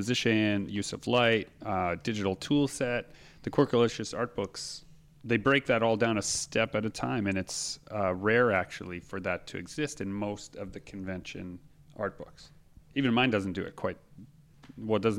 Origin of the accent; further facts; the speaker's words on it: Canada; we're from Canada